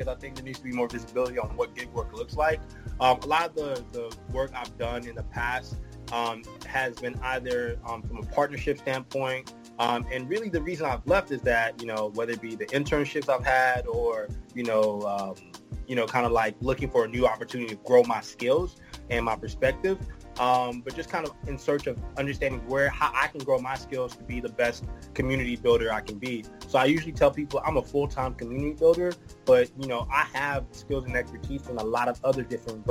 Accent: Houston, Texas, United States; I am from Houston, Texas

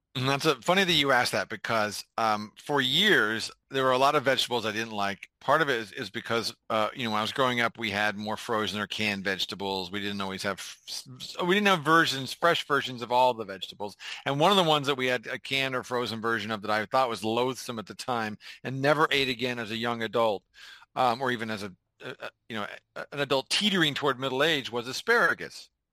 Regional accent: Bay Area, California, United States; I grew up in the Bay Area

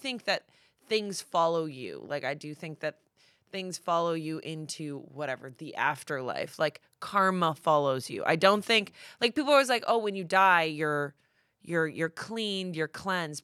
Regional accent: Massachusetts, United States; I'm from Massachusetts

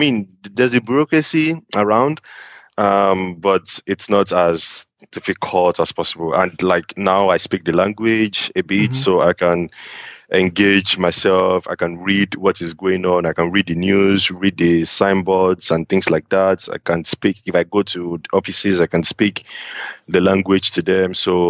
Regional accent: Nigeria; moved away as an adult; the company I joined when I came from Nigeria, they were pretty international, so I didn't really feel it much.

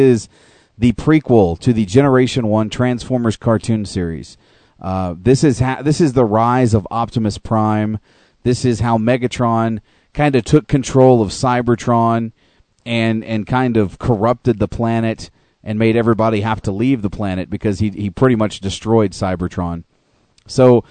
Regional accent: United States; moved away as an adult; now in Canada; growing up all those years in the United States

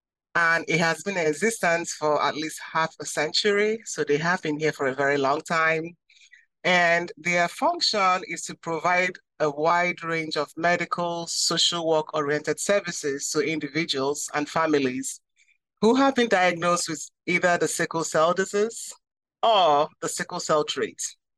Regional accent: Nigeria; now in United States; I immigrated to the States from a country that has the highest rate of sickle cell disease.

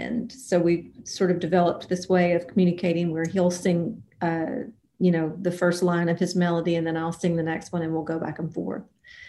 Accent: Alabama, United States; moved away as an adult; now in Nashville, United States; I was born in Mobile, Alabama, and I grew up about 90 miles north of there and around. Very musical family. I moved to Nashville in 1993 when I was 20 years old

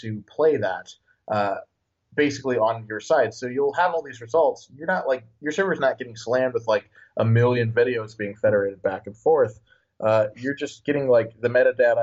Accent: Illinois, United States; moved away as an adult; now in San Francisco, United States; I'm from the American Midwest. I grew up in Illinois, and I've been there for most of my life

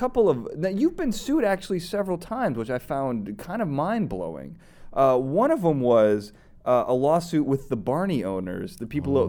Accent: Chicago, Illinois, United States; Now I'm from Chicago.

